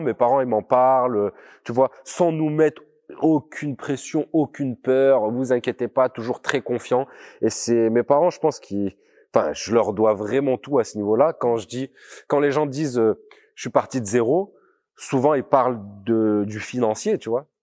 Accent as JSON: {"language": "French", "town": "Grenoble", "region": "Auvergne-Rhône-Alpes", "country": "France", "tie": "born or raised there", "said": "j'ai grandi dans un, un quartier populaire euh, de la, l'agglomération grenobloise"}